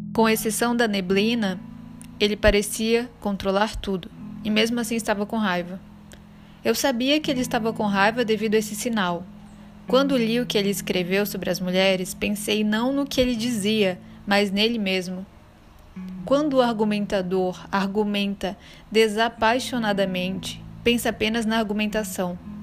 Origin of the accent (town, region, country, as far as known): Belém, Pará, Brazil; born or raised there; now in Salvador, Brazil